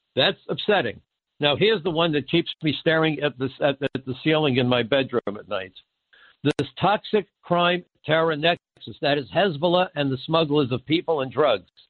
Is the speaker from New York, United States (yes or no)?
yes; New York City, New York, United States; growing up in Brooklyn, and I'm on the wrong side of 70